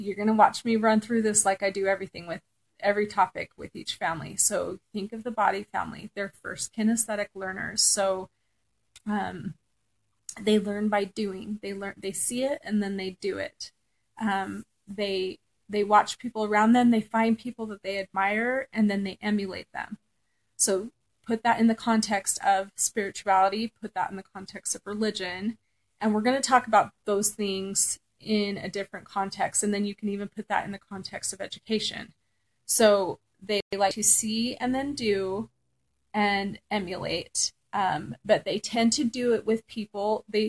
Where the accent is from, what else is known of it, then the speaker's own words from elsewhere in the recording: Southern California, United States; I grew up in Southern California